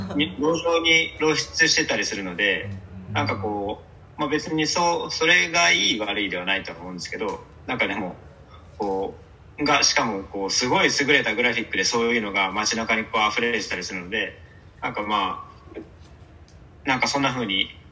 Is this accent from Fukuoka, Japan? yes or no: yes; Fukuoka, Japan; 僕ずっと福岡なので、うん、地元福岡出身で福岡でずっと就職もあの学校も就職も福岡なので